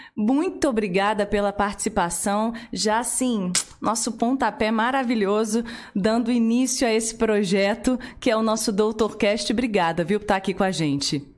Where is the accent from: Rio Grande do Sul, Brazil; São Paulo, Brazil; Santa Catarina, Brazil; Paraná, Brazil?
Paraná, Brazil; Curitiba; now in Volta Redonda, Brazil; eu sou de Curitiba, mas já tô aqui há 15 anos